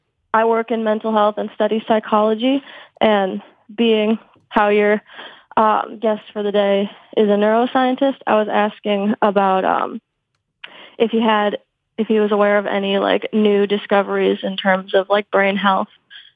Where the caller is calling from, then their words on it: Iowa, United States; Though my question is not political, I'm in Iowa.